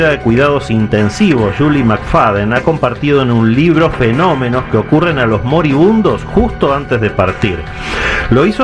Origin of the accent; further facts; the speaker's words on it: Zacatecas, Mexico; yo soy de Zacatecas.